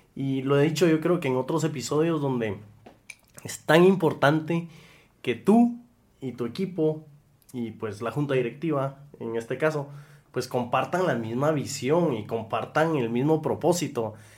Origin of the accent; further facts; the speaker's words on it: Guatemala; somos guatemaltecos haciendo cosas por Guate